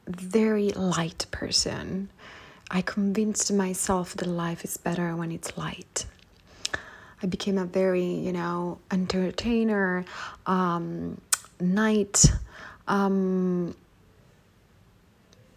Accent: Palermo, Sicily, Italy; moved away as an adult; when I moved out from my hometown in Sicily, Palermo

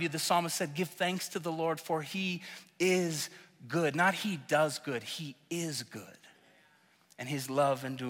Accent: Oklahoma, United States; moved away as an adult; now in Colorado, United States; I'm from Oklahoma. I love Oklahoma

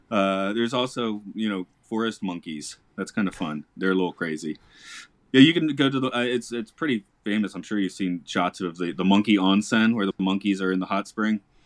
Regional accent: Georgia, United States; I'm from Georgia

